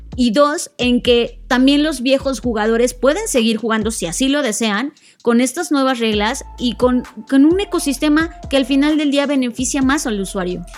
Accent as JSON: {"language": "Spanish", "country": "Mexico", "said": "somos mexicanos"}